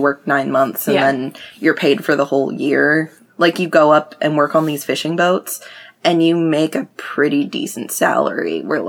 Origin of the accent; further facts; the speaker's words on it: King County, Washington, United States; now in Pierce County, Washington, United States; I grew up in King County, and we would drive to Pierce County to go, like, off-roading every weekend.